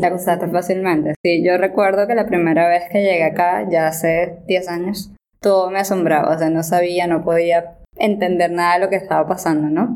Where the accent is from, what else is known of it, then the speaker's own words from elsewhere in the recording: Venezuela; moved away as an adult; now in Japan; yo soy de Venezuela